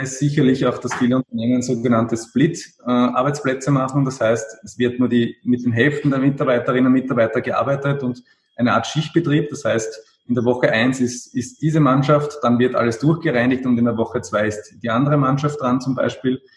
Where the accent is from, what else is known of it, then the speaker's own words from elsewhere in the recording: Austria; Also speziell bei uns in Österreich